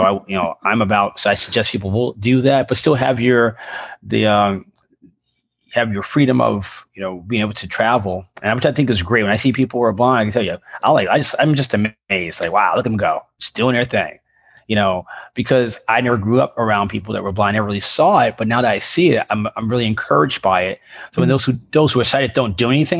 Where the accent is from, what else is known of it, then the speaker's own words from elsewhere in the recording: New York, United States; growing up in New York